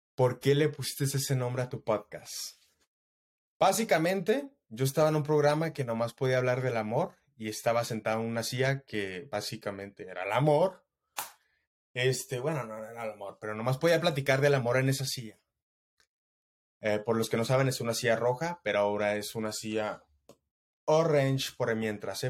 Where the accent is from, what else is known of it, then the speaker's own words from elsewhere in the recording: Mexico; soy mexicano hasta la muerte